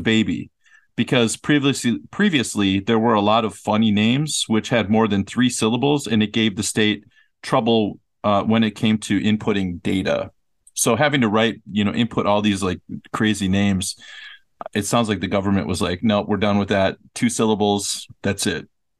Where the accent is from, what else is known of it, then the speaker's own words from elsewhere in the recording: Riau, Indonesia; born there; I was born in Riau, one of the provinces in Indonesia, on Sumatra Island.